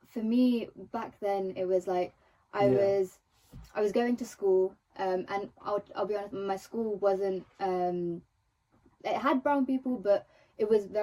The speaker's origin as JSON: {"language": "English", "region": "England", "country": "United Kingdom", "tie": "born or raised there", "first_language": "Telugu", "said": "I was brought up in England, so obviously I'm going to be singing in English"}